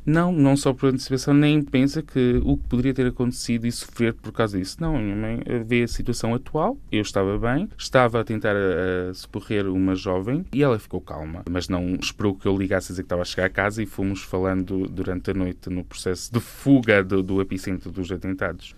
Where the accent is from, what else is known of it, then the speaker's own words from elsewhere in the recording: Constantim, Vila Real District, Portugal; moved away as an adult; also born or lived in Silves, Algarve; gosto sempre de ir a Constantin, onde nasci